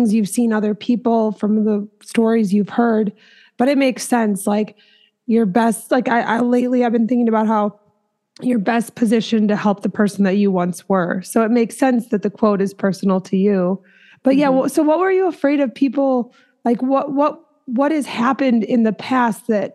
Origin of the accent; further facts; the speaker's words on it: Minnesota, United States; that's where I'm from.